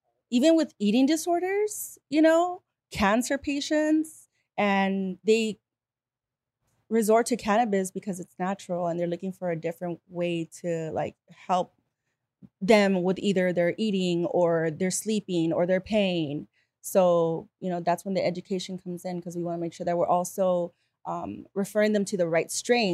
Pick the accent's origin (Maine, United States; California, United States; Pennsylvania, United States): California, United States; Bell Gardens; also born or lived in Whittier / Los Angeles; I moved around a lot. So I was in Bell Gardens.